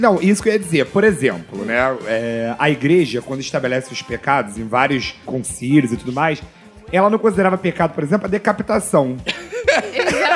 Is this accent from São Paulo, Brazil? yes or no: no; Rio de Janeiro, Brazil; eu quando era criança, pequenininho, lá em Ricardo de Albuquerque